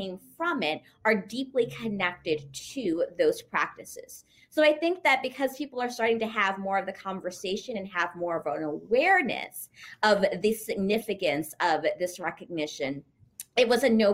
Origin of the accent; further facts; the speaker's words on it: Louisiana, United States; moved away as an adult; also born or lived in Texas; now in New York, United States; I'm actually originally from Louisiana and went to college in Texas